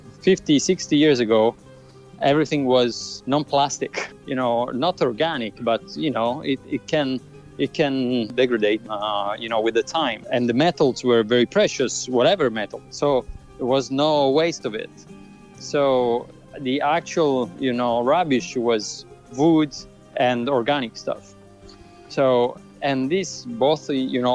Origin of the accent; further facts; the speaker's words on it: Syracuse, Sicily, Italy; I was born in Syracuse, in Sicily.